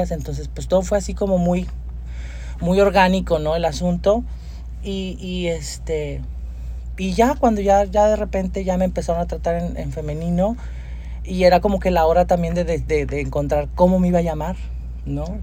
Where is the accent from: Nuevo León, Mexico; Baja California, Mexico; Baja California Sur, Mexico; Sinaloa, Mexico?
Nuevo León, Mexico; Monterrey; also born or lived in Durango, Mexico; yo vengo de un barrio de aquí de la, INDEP, este, barrio pesado. O sea, tu infancia fue en la INDEP. Sí, ah, yo crecí en la Risca, de hecho, o sea, más todavía al cerro.